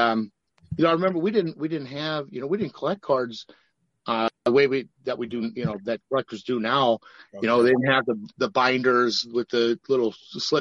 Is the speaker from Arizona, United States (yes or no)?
no; Milwaukee, Wisconsin, United States; growing up in Milwaukee like I did